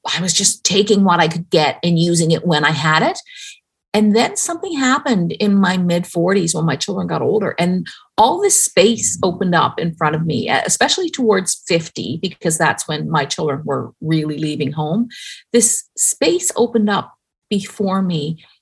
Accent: Newfoundland and Labrador, Canada; I grew up in Newfoundland.

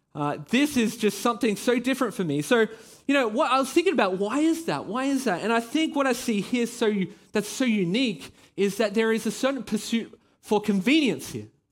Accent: Australia; now in Belgium; I am Australian. Yeah, you can probably hear it in my voice

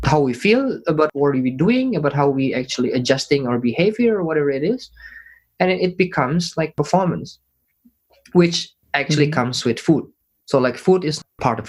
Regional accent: Indonesia; moved away; I'm from Indonesia

